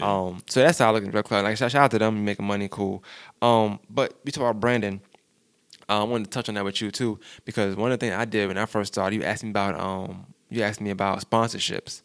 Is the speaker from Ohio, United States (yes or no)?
no; New York, United States; I'm from New York